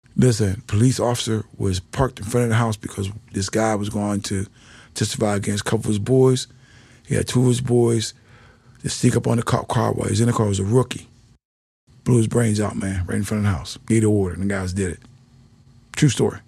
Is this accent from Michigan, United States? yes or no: no; Pittsburgh, Pennsylvania, United States; moved away; I came from Pittsburgh.